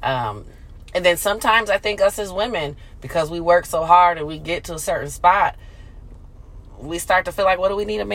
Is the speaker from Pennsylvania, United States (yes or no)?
no; Battle Creek, Michigan, United States; my hometown, Battle Creek, Michigan